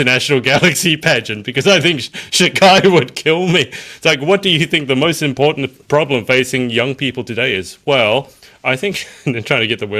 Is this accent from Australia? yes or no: yes; Australia; Come in really handy also being an Australian, I gotta say.